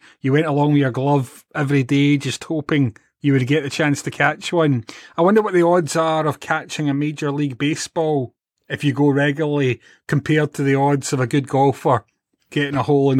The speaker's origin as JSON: {"language": "English", "region": "Scotland", "country": "United Kingdom", "said": "We're Scottish after all."}